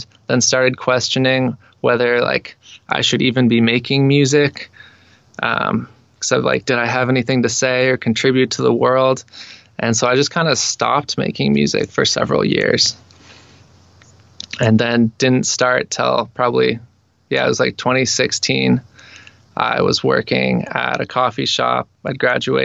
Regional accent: Ashland, Oregon, United States; I grew up in Southern Oregon, down in Ashland.

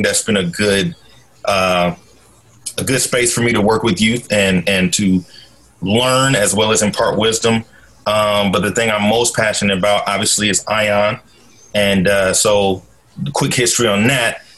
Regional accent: Portland, Oregon, United States; I'm originally from Portland, Oregon uh, born and raised. Uh, grew up in North and Northeast Portland

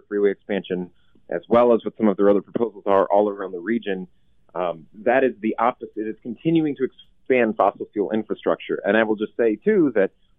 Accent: Portland, Oregon, United States; I grew up here in Portland

